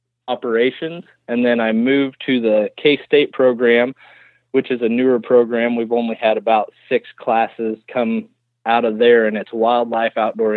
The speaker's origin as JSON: {"language": "English", "town": "Logan", "region": "Kansas", "country": "United States", "tie": "born or raised there", "said": "Well, I'm originally from Logan, Kansas, which is Midwest Kansas, and I was born and raised there."}